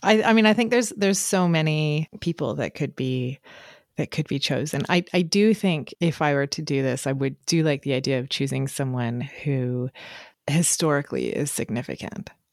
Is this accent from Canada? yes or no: yes; Canada; I'm reading that as a Canadian